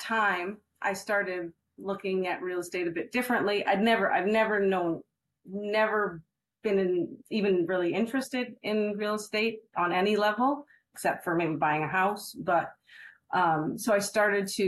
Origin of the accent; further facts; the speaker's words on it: Canada; also born or lived in Mexico; now in Fresno, United States; I'm from Canada originally, and moved to the United States 2 years ago, but actually moved from Mexico.